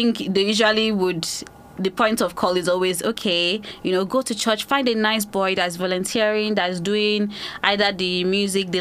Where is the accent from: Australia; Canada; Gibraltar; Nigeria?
Nigeria; now in United Kingdom; I grew up in Nigeria